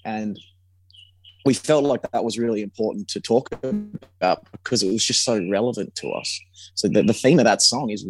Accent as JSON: {"language": "English", "town": "Perth", "region": "Western Australia", "country": "Australia", "tie": "born or raised there", "said": "about home, you know, about growing up in Perth"}